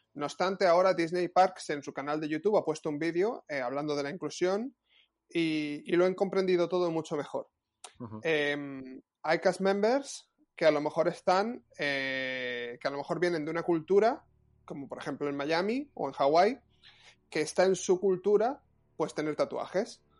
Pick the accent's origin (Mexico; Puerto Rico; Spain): Spain; now in Paris, France; tú y yo que somos españoles